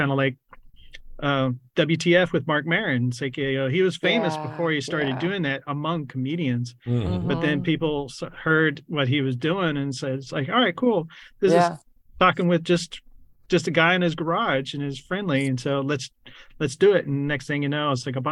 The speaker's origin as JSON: {"language": "English", "town": "San Antonio", "region": "Texas", "country": "United States", "tie": "born or raised there", "also_born_or_lived": "New Braunfels, Texas", "lives_now": "Austin, United States", "said": "I grew up really in New Braunfels and San Antonio"}